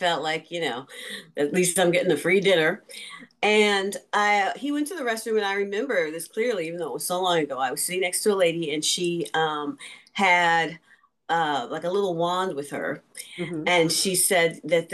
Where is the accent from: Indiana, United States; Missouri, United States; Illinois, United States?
Missouri, United States; St. Louis; moved away as an adult; also born or lived in New York City / California; I'm from St. Louis originally, but I was in New York for college